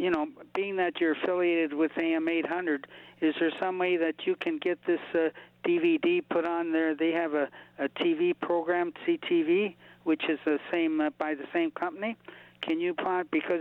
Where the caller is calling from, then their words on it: Windsor, Ontario, Canada; I'm calling actually from Windsor, Ontario, Canada